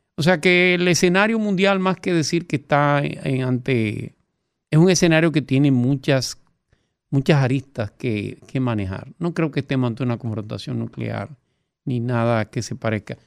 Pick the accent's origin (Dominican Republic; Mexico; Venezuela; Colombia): Dominican Republic; Nosotros somos dominicanos